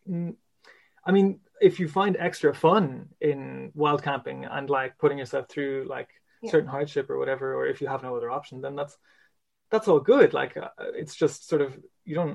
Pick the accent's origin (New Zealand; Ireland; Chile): Ireland; Roscommon, Connacht; I grew up there.